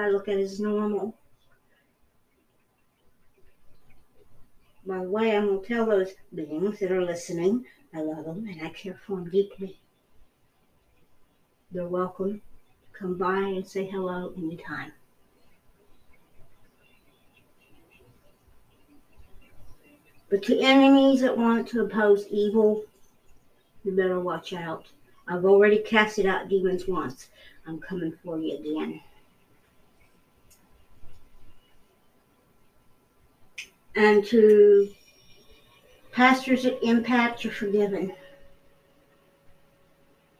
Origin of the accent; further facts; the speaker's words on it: United States; as an American